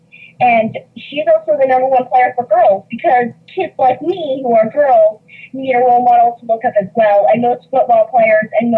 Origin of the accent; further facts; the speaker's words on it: Colorado, United States; moved away; I am originally from Colorado